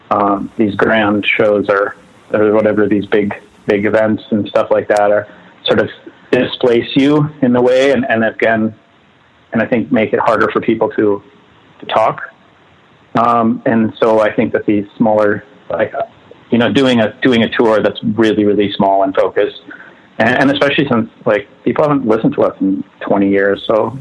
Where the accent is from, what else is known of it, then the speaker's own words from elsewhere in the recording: Northfield, Minnesota, United States; also born or lived in Southern California; So I was, so I was born in southern Minnesota in a town called Northfield. We lived in the country. My father was a professor at a college. And then I did spend a good chunk of my life in Southern California, too.